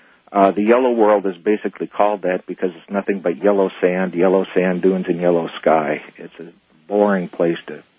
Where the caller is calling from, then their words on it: Phoenix, Arizona, United States; I'm calling from Phoenix.